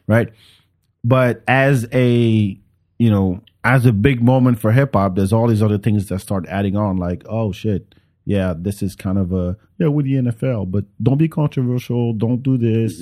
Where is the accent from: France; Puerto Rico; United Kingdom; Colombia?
France; moved away; I grew up with it in France